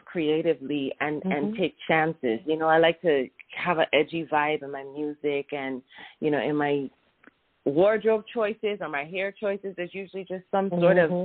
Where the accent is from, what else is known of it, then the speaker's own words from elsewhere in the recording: U.S. Virgin Islands; I'm from the Caribbean, the U.S. Virgin Islands, and so I'm exposed to so many different musical influences because our culture is a melting pot.